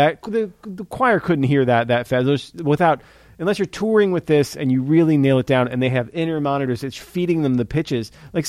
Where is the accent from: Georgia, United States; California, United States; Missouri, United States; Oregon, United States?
Missouri, United States; St. Louis; we're from St. Louis